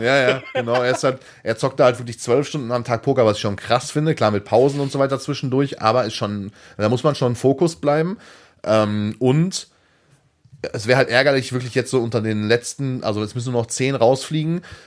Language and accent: German; Hattingen, North Rhine-Westphalia, Germany; aus der Hattinger Ecke, da wo ich geboren bin